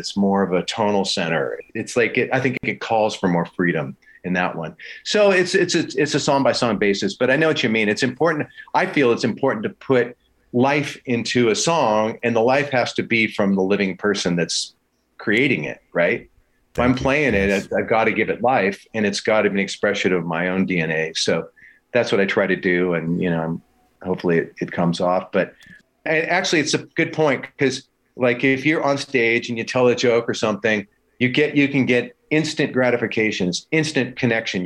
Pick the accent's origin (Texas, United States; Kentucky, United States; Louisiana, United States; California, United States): California, United States; Los Angeles; that's my hometown